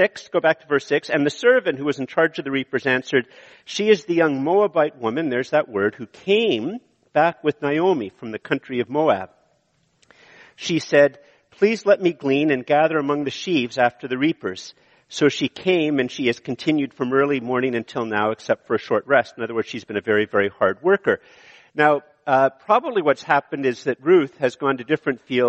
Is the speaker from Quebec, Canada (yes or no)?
yes; Montreal, Quebec, Canada; moved away; also born or lived in Ottawa / Eganville; I grew up in Montreal